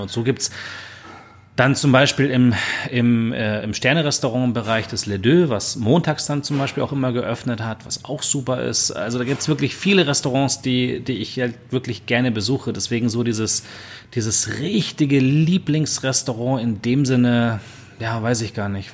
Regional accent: Germany; als äh, Deutsche

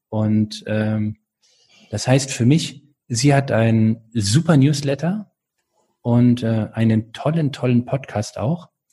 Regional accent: North Rhine-Westphalia, Germany; now in Baden-Württemberg, Germany; ich bin dort aufgewachsen in Nordrhein-Westfalen

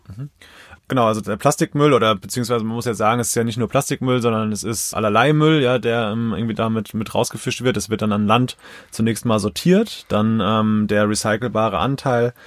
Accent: Mainz, Rhineland-Palatinate, Germany; now in Zornheim, Germany; Mainz ist für mich ist einfach meine Heimat, wo ich einfach total verwurzelt bin

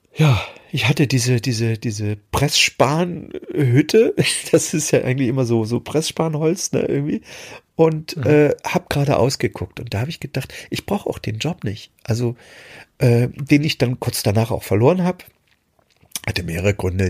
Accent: Germany; moved away; meine, meine alte Heimat, die DDR, verlassen habe, um, um im Westen zu gehen

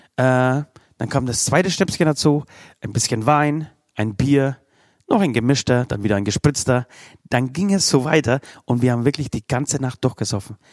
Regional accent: Bavaria, Germany; Bei uns in Bayern

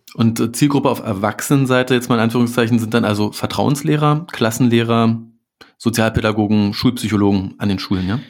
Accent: Berlin, Germany; als Berliner

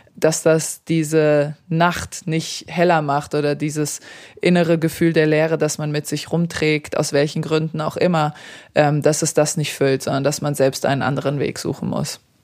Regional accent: Darmstadt, Hesse, Germany; German is a second language; also born or lived in Serbia; Also Deutschland war schon immer meine Heimat.

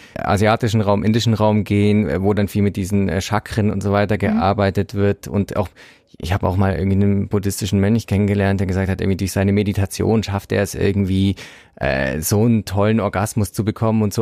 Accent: Bavaria, Germany; Ich komme vom Land, ich kannte das nicht. Bei uns gab es halt, also ich komme aus Bayern

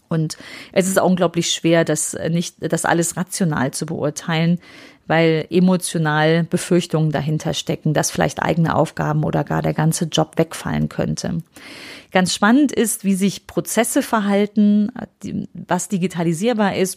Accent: Aachen, North Rhine-Westphalia, Germany; Bei uns in Aachen

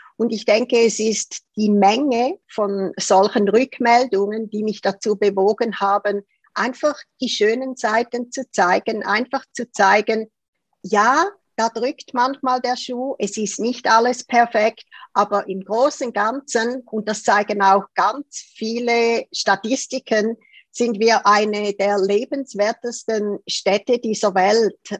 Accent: Zurich, Switzerland; born or raised there

